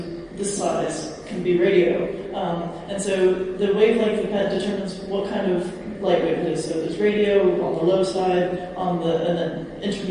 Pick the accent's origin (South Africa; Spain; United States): United States; I'm from America